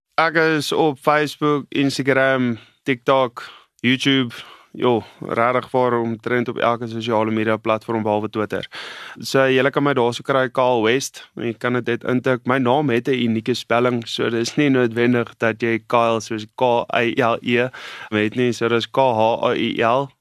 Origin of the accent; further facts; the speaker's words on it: Namaqualand, Northern Cape, South Africa; ek het groot geword in die Namakoland en dis op die Weskus